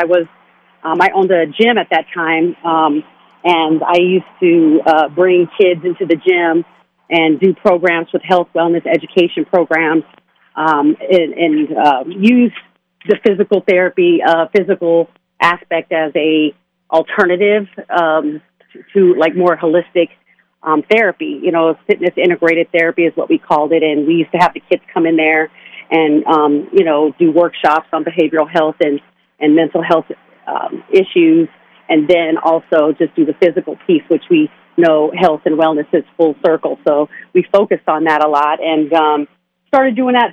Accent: Las Vegas, Nevada, United States; I grew up in Las Vegas, so this is home.

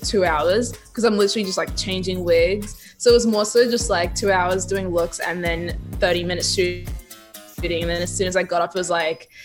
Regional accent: Australia; I'm this artist from Australia

